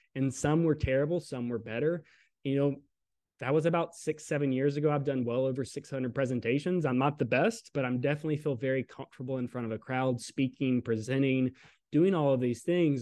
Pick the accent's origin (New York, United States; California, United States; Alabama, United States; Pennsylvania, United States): Alabama, United States; Southern; I grew up in Southern Alabama